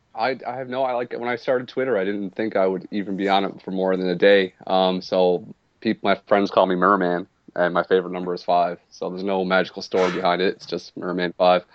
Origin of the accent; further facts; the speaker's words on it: Nova Scotia, Canada; technically I'm from Nova Scotia, but I live in Cape Breton Island.